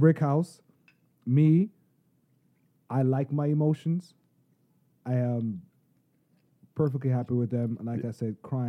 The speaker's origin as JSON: {"language": "English", "country": "St. Vincent & Grenadines", "said": "I'm not Jamaican, I'm Vinci."}